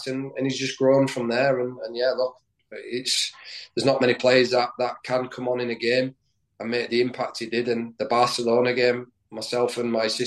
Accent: Leeds, Yorkshire and the Humber, United Kingdom; moved away; also born or lived in Sheffield; I grew up in Leeds I, as a kid, you know, following Leeds United

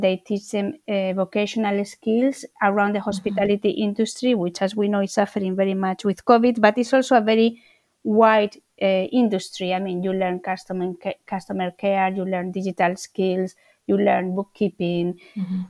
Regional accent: Spain; now in London, United Kingdom; I'm from Spain, one of nine children

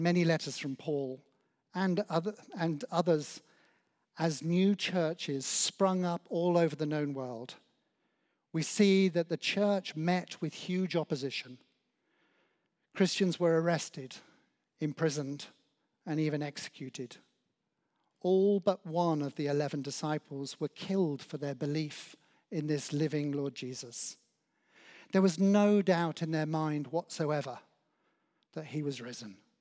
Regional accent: Oswestry, West Midlands, United Kingdom; now in Claygate, United Kingdom; as a child growing up in Oswestry in Shropshire

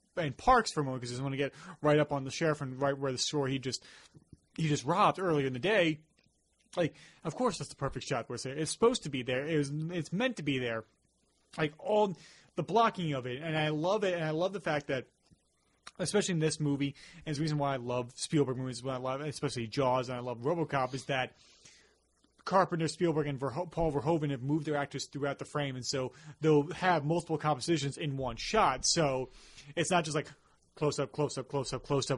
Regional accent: Long Island, New York, United States; we grew up in the suburbs, we grew up here on Long Island

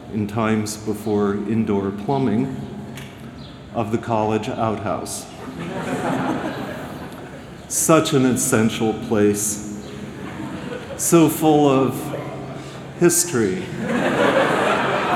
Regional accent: Ohio, United States; moved away as an adult; I grew up in Ohio

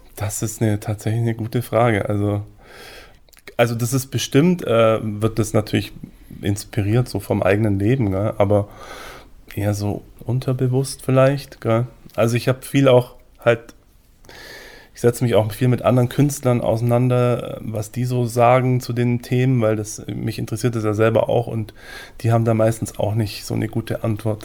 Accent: Füssen, Bavaria, Germany; moved away as an adult; also born or lived in Salzburg; Wir sind beide in Füssen aufgewachsen

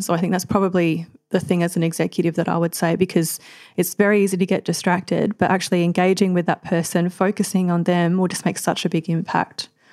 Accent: Adelaide, South Australia, Australia; also born or lived in Queensland; now in Melbourne, Australia; I'm originally from Adelaide, so after growing up from Adelaide, just, uh, in a sort of small country town

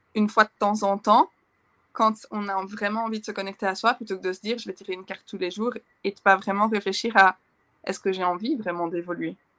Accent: Belgium; chez nous en Belgique

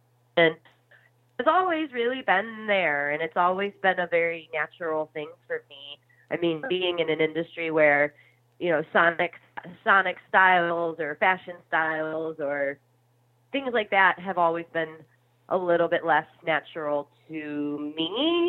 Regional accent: Midwest, United States; I think too, kind of growing up in the Midwest, it's such a fabulous place because people are really friendly and down to earth

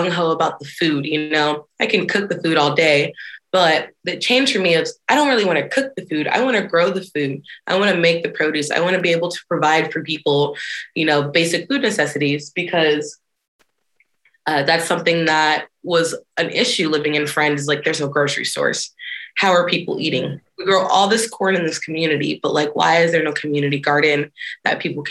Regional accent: Washington, District of Columbia, United States; now in Nebraska, United States; I'm from Washington, D.C. I was born and raised in the DMV, which stands for D.C., Maryland, Virginia area.

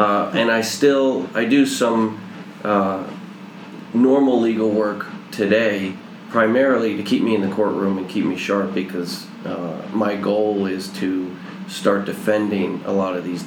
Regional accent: New York, United States; moved away as an adult; I grew up in New York

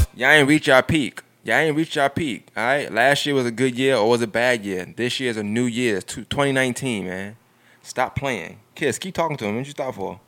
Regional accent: Augusta, Georgia, United States; I'm from Augusta

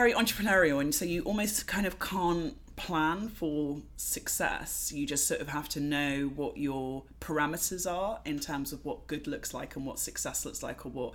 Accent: London, United Kingdom; I'm from London. I am a Black British woman of Jamaican heritage who's grown up in London

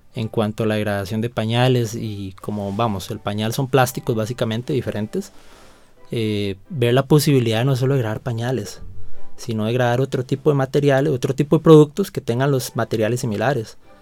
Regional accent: León XIII, San José, Costa Rica; provengo de la León 13, un barrio

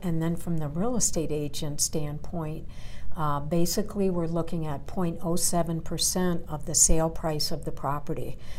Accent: Chicago, Illinois, United States; now in Colorado, United States; I'm originally from Chicago, but I moved to Colorado in 1978. So I've been here many years.

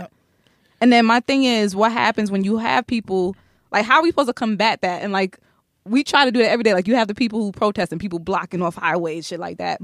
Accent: Brooklyn / Long Island, New York, United States; I'm originally from Brooklyn, East New York.

